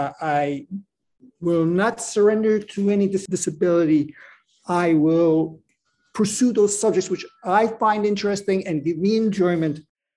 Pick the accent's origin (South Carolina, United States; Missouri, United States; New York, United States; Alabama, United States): New York, United States; New York City; we're both born and raised in New York City, raised on the west side of Manhattan, the infamous Hell's Kitchen area.